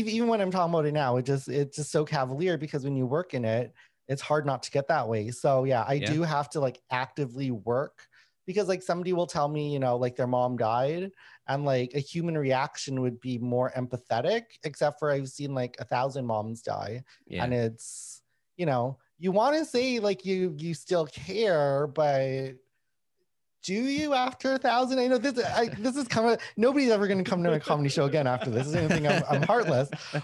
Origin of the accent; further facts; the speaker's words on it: Winnipeg, Manitoba, Canada; when I was growing up in Winnipeg